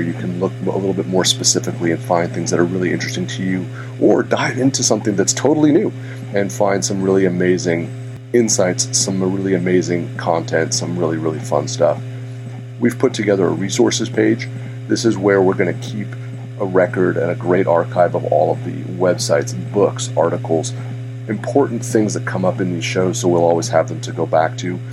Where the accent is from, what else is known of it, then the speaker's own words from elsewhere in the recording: Santa Rosa, California, United States; my hometown of Santa Rosa